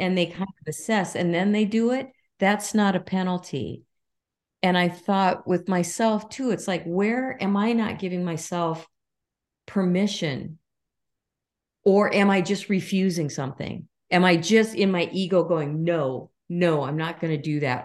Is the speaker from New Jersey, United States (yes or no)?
no; Minnesota, United States; I was raised in Minnesota